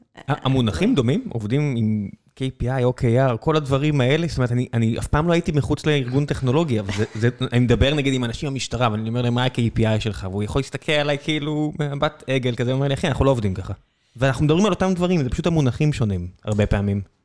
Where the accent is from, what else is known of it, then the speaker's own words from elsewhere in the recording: Israel; אני ישראלי